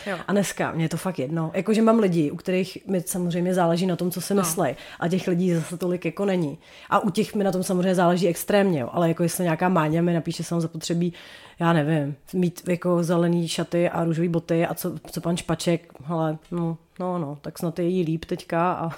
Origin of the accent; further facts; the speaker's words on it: Chomutov, Ústí nad Labem Region, Czechia; u nás v Chomutově je to přece jenom trošku tradičnější